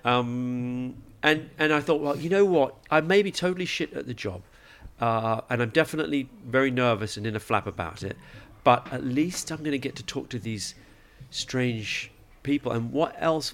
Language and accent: English; England, United Kingdom; I grew up in England, so I support England